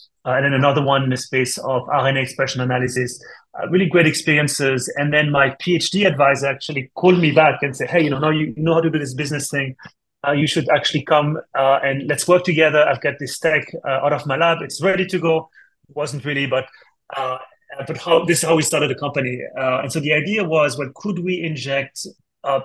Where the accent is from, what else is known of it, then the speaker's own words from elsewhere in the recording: France; English is a second language; moved away as an adult; also born or lived in Switzerland; now in United States; As you can tell from my accent, actually, I'm not from the States. I'm from France originally.